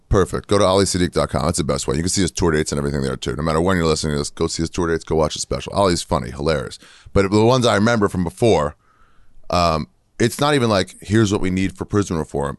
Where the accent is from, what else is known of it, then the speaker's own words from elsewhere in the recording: Maryland, United States; from Maryland